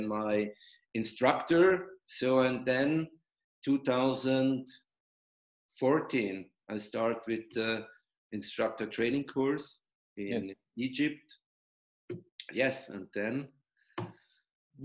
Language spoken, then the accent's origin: English; Switzerland; I am from Switzerland